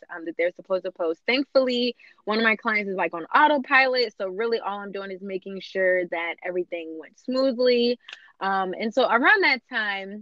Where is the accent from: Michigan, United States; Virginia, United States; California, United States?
Virginia, United States; Virginia Beach; moved away as an adult; now in Fredericksburg, United States; I'm from Virginia Beach originally